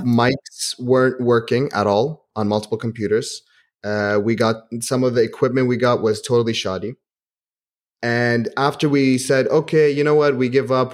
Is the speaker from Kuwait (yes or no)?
yes; Kuwait; also born or lived in Manchester; I grew up in Kuwait.